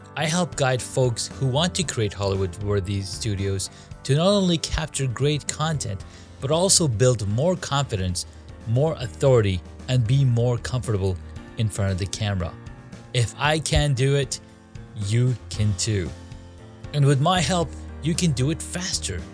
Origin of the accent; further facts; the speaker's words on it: Saudi Arabia; moved away; I grew up in Saudi Arabia